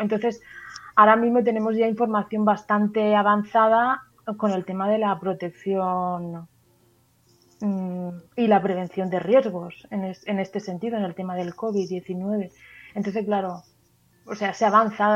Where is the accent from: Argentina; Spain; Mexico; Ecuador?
Spain; Valencia, Valencian Community; now in Murcia, Spain; Vivo aquí en Murcia, soy de Valencia, pero trabajo en Murcia